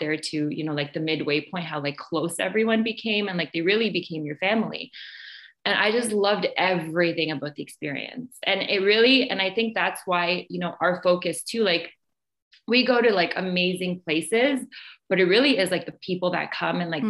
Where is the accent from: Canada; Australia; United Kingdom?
Canada; I'm from Canada